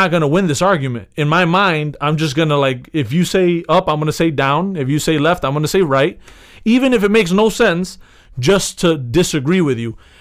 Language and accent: English; United States; I'm from America